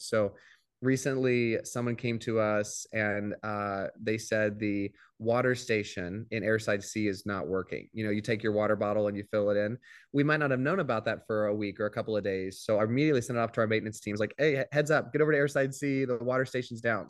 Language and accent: English; Midwest, United States; now in Tampa, United States; grew up in the Midwest